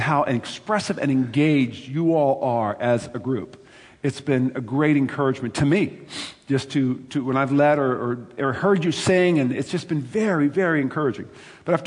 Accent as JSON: {"language": "English", "country": "United States", "said": "I am an American"}